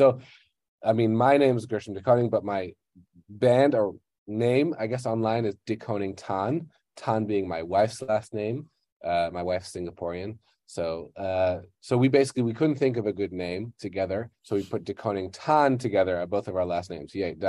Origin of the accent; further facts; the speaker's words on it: Thailand; also born or lived in Netherlands / Malaysia; So I currently live in Bangkok, Thailand, and I am from the Netherlands originally. I kind of grew up in Thailand and Malaysia.